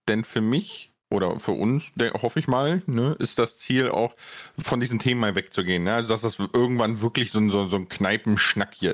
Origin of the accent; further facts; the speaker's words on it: Bonn, North Rhine-Westphalia, Germany; ich komme ja aus Bonn, ne, 300.000 Einwohner, wer, wer da wohnt, der kennt auch den Friedensplatz und so.